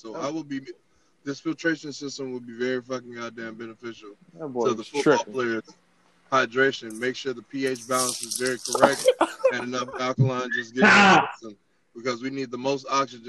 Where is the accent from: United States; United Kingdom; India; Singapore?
United States; Florida; I'm from Florida.